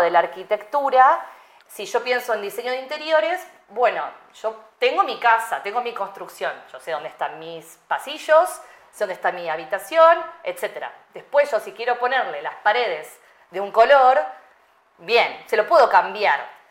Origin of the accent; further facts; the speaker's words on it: Argentina; moved away; yo nací en Argentina